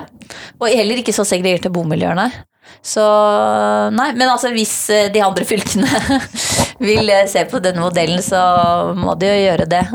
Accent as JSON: {"language": "Norwegian", "area": "Hedmark", "region": "Innlandet", "country": "Norway", "tie": "born or raised there", "moved": "yes", "lives_now": "Oslo, Norway", "said": "jeg har vokst opp i Hedmark"}